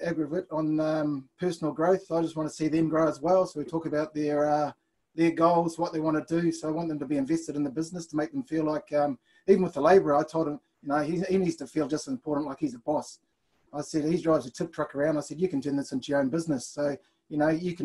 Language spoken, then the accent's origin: English; Blenheim, Marlborough, New Zealand; moved away as an adult; also born or lived in Auckland, New Zealand; now in Australia; originally I was from Auckland, and then at the age of 5, headed down to Blenheim, where I did my building apprenticeship